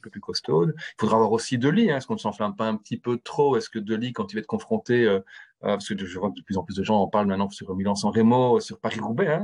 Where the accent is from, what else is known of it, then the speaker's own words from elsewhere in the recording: Belgium; en tant que Belge